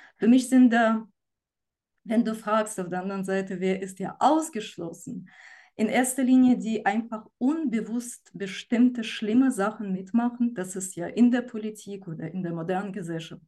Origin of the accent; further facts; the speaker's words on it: Ukraine; moved away; ich komme selber aus der Ukraine